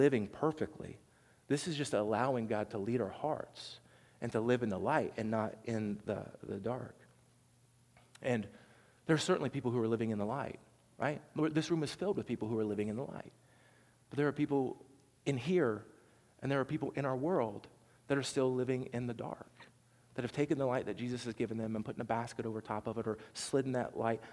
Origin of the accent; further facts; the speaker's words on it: Southern Ohio, United States; accent: twang; I'm from Southern Ohio, and so there's a little twang to mine